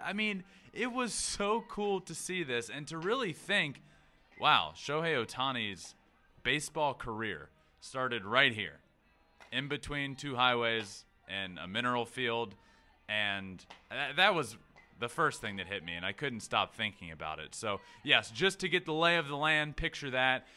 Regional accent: Goochland, Virginia, United States; I'm from a very small town called Goochland, Virginia.

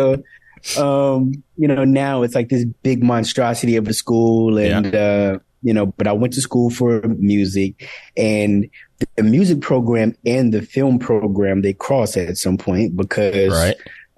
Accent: South Carolina, United States; also born or lived in Boston / Los Angeles; now in Atlanta, United States; You know, I spent my younger years in Boston. I was born in South Carolina. I went to high school in South Carolina.

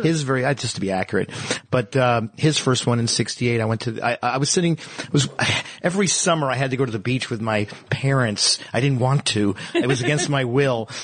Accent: New York, United States; I come from New York

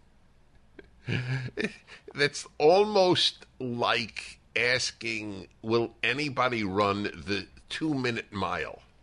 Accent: New York City, New York, United States; I grew up in New York City

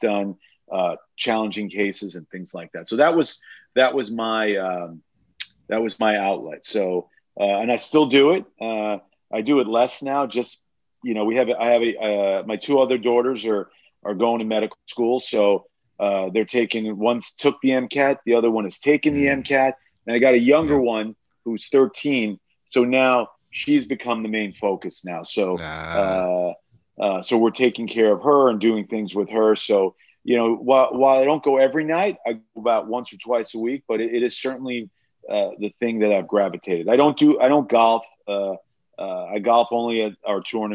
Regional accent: New York, United States; also born or lived in Alabama; We're from New York

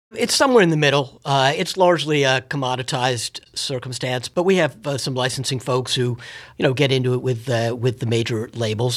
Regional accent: Washington, District of Columbia, United States; having been born and raised in Washington, D.C.

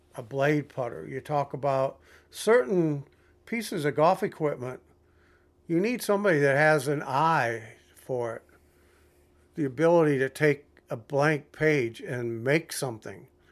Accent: Toledo, Ohio, United States; I grew up in Toledo, Ohio

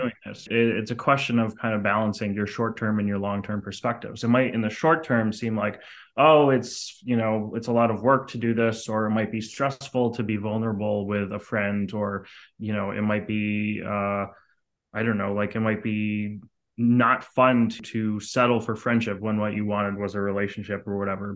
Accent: Montreal, Quebec, Canada; I grew up in Canada, in Montreal, which is a very artsy city

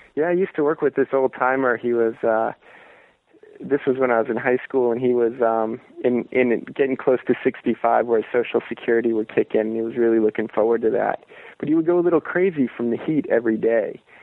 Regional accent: Merritt Island, Florida, United States; moved away; I'm originally from Florida. I'm from uh, this uh, strange little town on the east coast of Florida called Merritt Island

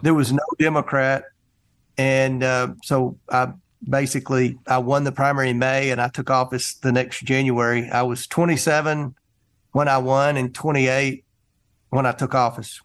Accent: Kentucky, United States; also born or lived in Carthage, Tennessee; I was born in Carthage, Tennessee, which is the hometown of Al Gore. And I, I grew up in Kentucky

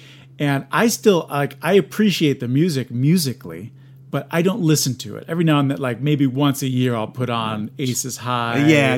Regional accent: southern New Jersey, United States; I am from New Jersey.

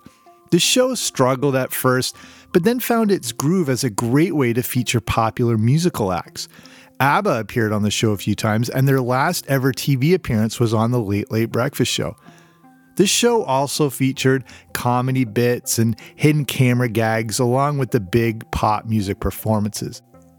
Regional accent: Canada; also born or lived in England; So I'm Canadian and partly grew up in England, as I've covered on this show

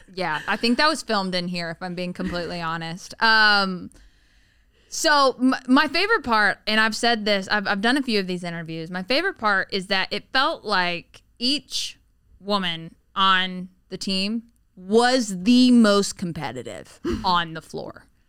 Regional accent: the South, United States; moved away; I grew up in the South

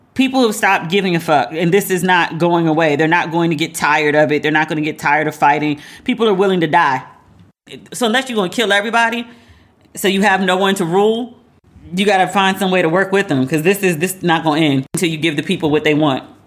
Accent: United States; being an American

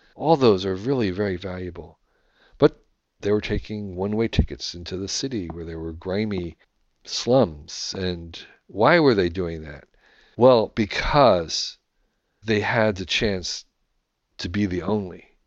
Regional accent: United States

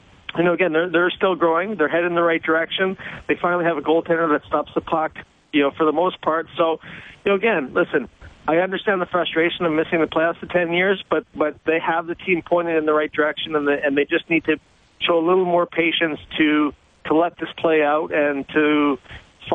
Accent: Saskatchewan, Canada; now in New York, United States; I grew up in Saskatchewan

